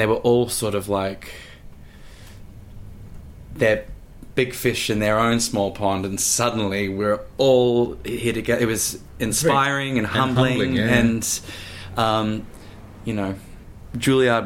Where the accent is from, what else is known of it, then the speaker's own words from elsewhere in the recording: Gold Coast, Queensland, Australia; now in New York, United States; I'm from Queensland, and I ended up getting bussed down to the Gold Coast, where I'm from